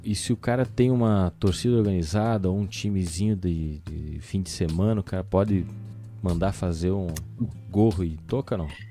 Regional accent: Rio Grande do Sul, Brazil; a hora que eu falei cacetinho, ele sabe que nós somos do Rio Grande do Sul

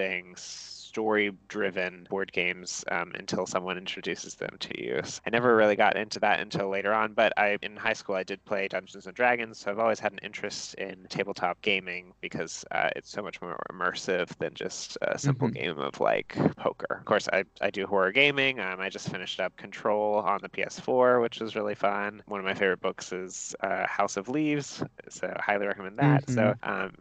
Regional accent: Ohio, United States; now in Atlanta, United States; I'm originally from Ohio, but now I'm living in Atlanta, Georgia

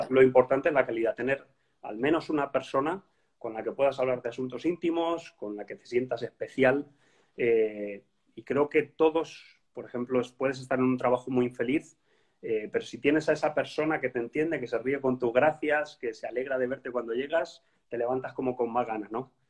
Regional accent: Spain; moved away as an adult; now in Copenhagen, Denmark; yo soy español

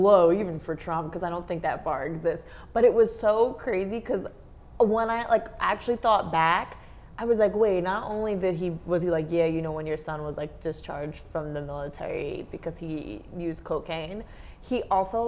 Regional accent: United States; being from America

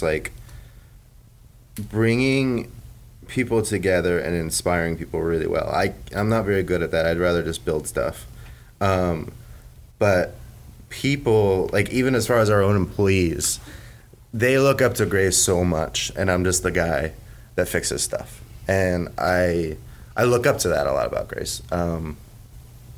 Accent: Philadelphia, Pennsylvania, United States; also born or lived in Portland, Oregon; now in Gainesville, United States; I'm from Philadelphia

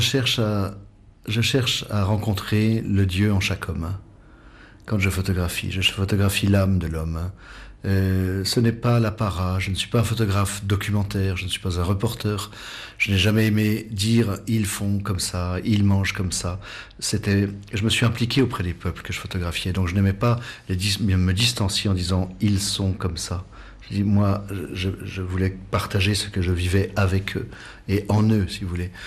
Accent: Savoie, Auvergne-Rhône-Alpes, France; moved away as an adult; also born or lived in Himalaya; je suis savoyard, euh, né en Savoie, donc euh, montagnard

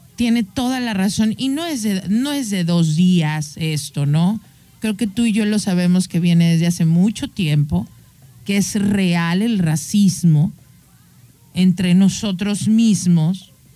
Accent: Mexico; soy mexicana y nací aquí y amo mi cultura

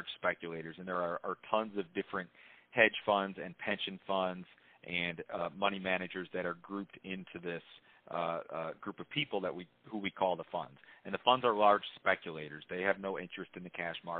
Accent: Chicago, Illinois, United States; moved away as an adult; now in Nashville, United States; I grew up in Chicago and worked in Chicago for many years prior to moving down south a couple of years ago

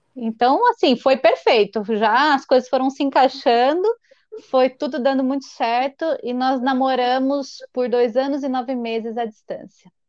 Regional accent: Marília, São Paulo, Brazil; moved away as an adult; now in Piracicaba, Brazil; eu nasci e cresci em Marília.

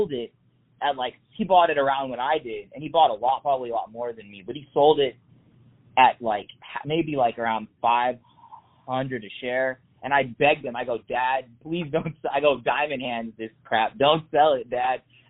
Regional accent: Texas, United States; We're from Texas

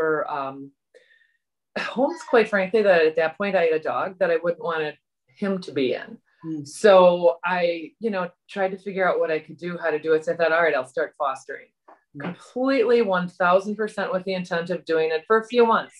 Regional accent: Wauwatosa, Wisconsin, United States; I grew up in Wauwatosa and went to St. Joe's in Wauwatosa

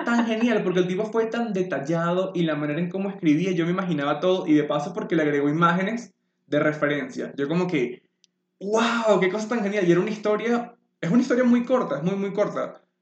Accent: Maturín, Monagas, Venezuela; moved away; cuando yo me fui de Maturín

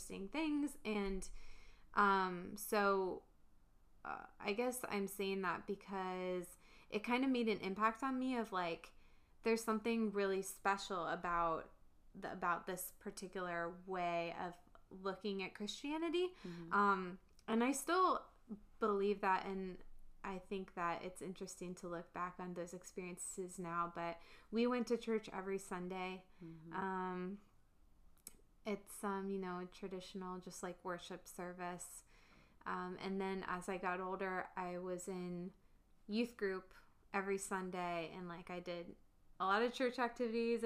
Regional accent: Northern Virginia, United States; I grew up here. I'm from the Northern Virginia

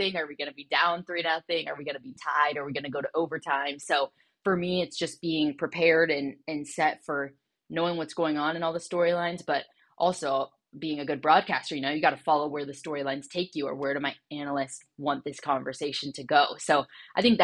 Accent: Southern California, United States; my family growing up in Southern California

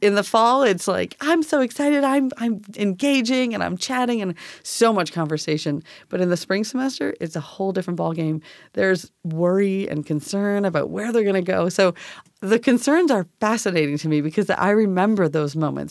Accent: Canada; moved away as an adult; now in Tacoma, United States; I'm from Canada

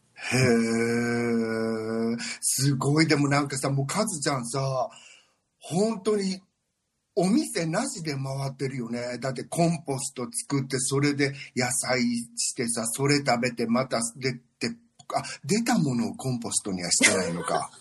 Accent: Mie, Japan; also born or lived in Sweden; now in Arizona, United States; 三重県ってとこで私は生まれ育ったんだけど

